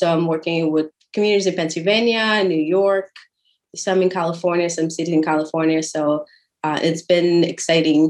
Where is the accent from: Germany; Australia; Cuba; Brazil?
Brazil; now in San Antonio, United States; I am originally from Brazil. That's the fun accent you hear there. And now I live in San Antonio, Texas